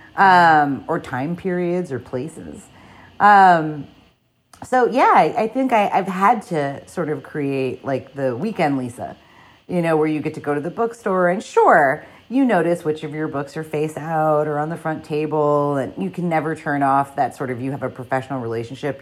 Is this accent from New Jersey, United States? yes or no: yes; New Jersey, United States; I am a person from New Jersey